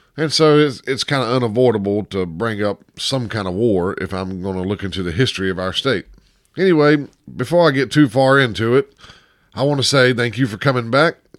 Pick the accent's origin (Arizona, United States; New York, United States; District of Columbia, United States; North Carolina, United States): North Carolina, United States; Chapel Hill; I'm actually born and raised here in Chapel Hill